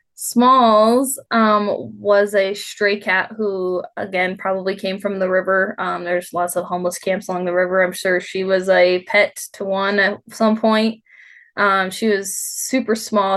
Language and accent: English; United States; moved away as an adult; also born or lived in North Dakota; now in Reno, United States; growing up in Tahoe